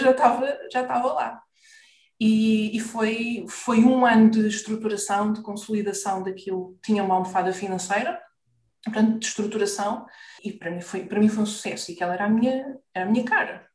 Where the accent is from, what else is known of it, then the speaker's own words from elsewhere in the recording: Lisbon, Portugal; also born or lived in Maputo (Lourenço Marques), Mozambique; now in Carcavelos, Portugal; vivemos no Parque de Campismo do Monsanto